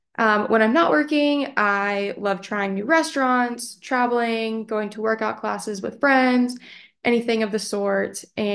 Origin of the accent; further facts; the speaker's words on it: Dallas, Texas, United States; moved away as an adult; now in Nashville, United States; I'm from Dallas, Texas, born and raised. I'm a Texas girl all day long.